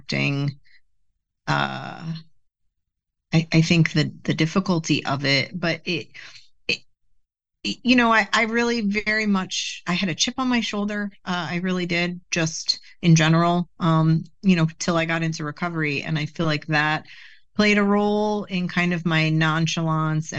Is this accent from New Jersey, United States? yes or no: yes; Bergen County, New Jersey, United States; North, Bergen County